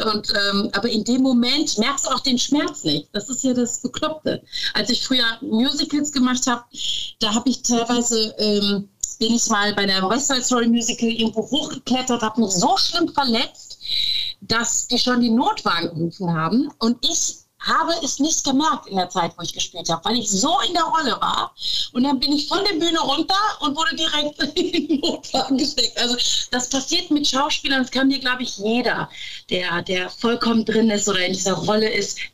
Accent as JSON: {"language": "German", "region": "North Rhine-Westphalia", "country": "Germany", "tie": "born or raised there", "moved": "as an adult", "lives_now": "Cologne, Germany", "said": "ich liebe Ostwestfalen, meine Eltern sind immer noch da, meine ganzen Sandkastenfreunde sind"}